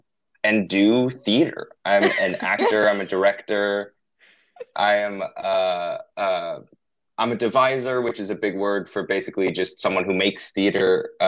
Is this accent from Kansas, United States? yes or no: yes; Overland Park, Kansas, United States; moved away as an adult; also born or lived in Evanston, Illinois; now in Boston, United States; I'm from Overland Park, Kansas, originally, very Midwesterner at heart.